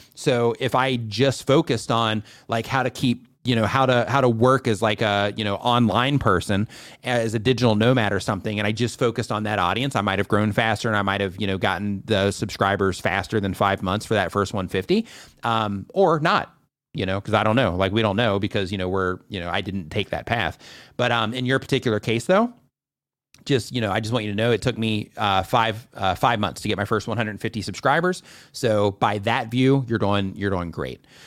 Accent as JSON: {"language": "English", "country": "United States", "moved": "yes", "said": "I'm an American."}